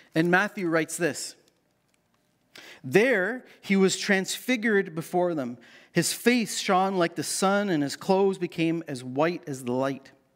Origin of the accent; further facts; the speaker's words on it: Canada; as a Canadian teen growing up in the late eighties